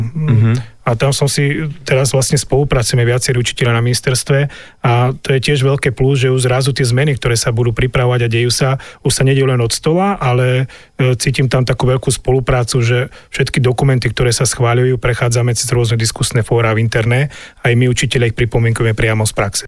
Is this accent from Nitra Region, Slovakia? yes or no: no; Orava, Žilina Region, Slovakia; u nás na Orave